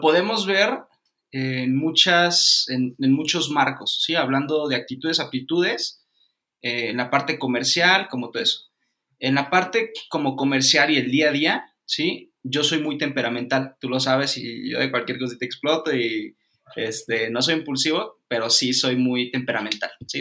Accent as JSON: {"language": "Spanish", "town": "Cancún", "region": "Quintana Roo", "country": "Mexico", "tie": "born or raised there", "said": "yo soy de Cancún, soy nacido en Cancún"}